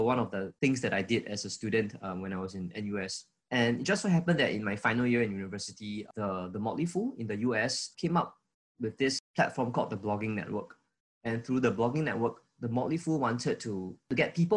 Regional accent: Singapore; I was from Singapore

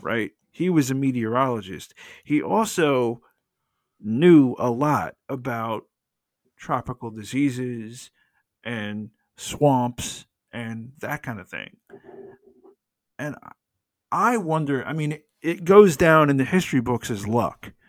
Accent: United States; I'm an American.

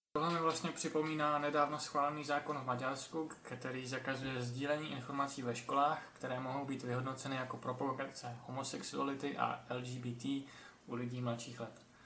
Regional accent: Czechia; Jsme Češi a chceme mít český podcast

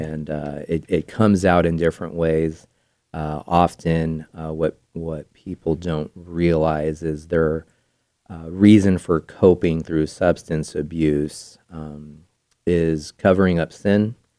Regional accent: Bay Area, California, United States; moved away as an adult; now in Placer County, United States; I grew up in the Bay Area

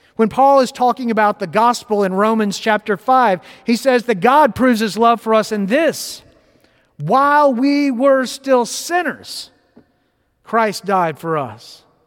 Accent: West Palm Beach, Florida, United States; I grew up in West Palm Beach, Florida, in a deeply Presbyterian family and church.

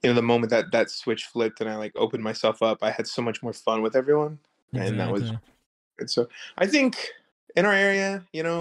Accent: Neosho, Missouri, United States; moved away as an adult; now in Los Angeles, United States; I'm from Neosho.

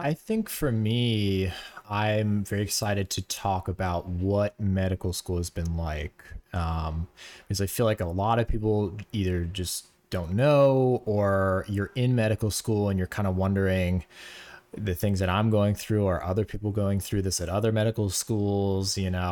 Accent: Florida, United States; moved away as an adult; now in New York, United States; we're both from Florida, um, and we kinda grew up in the same area, went to the same high school

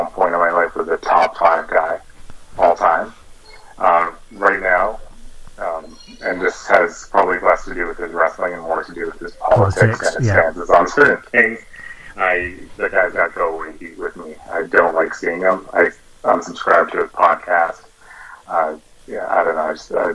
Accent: Toronto, Ontario, Canada; I was born and raised in Toronto

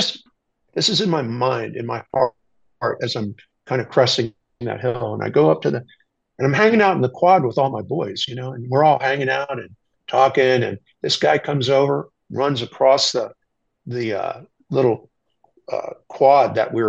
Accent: Washington, District of Columbia, United States; moved away as an adult; I have to go back home to the East Coast because I'm from Washington D.C.

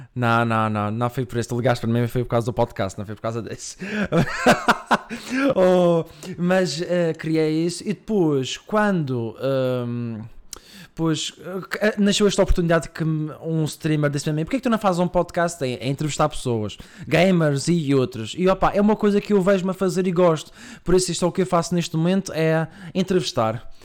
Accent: Madeira, Portugal; moved away as an adult; now in Coimbra, Portugal; Sou madeirense. Vim para cá há um ano, em Coimbra.

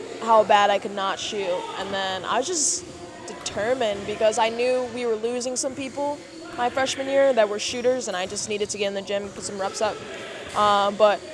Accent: Connecticut, United States; also born or lived in Kansas City; I was born in Kansas City, and I lived there till I was 7. And then I moved to Connecticut.

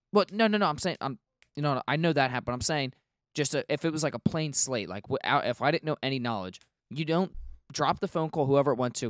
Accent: United States; I'm an, I'm an American.

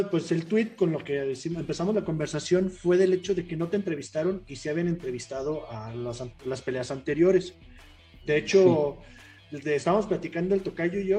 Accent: Mexico; como aficionados mexicanos, pues siempre queremos escuchar que entrevisten al mexicano, ¿no?

